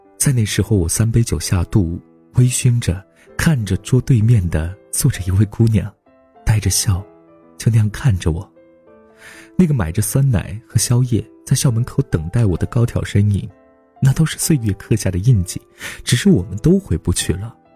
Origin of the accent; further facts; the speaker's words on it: China; 我们都是中国人